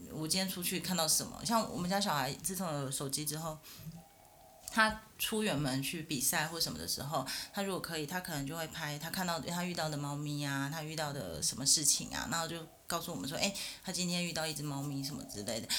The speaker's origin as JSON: {"language": "Chinese", "town": "Taichung", "country": "Taiwan", "moved": "yes", "lives_now": "Taipei, Taiwan", "said": "我是台中人，但是我现在在台北上班，在台北生活"}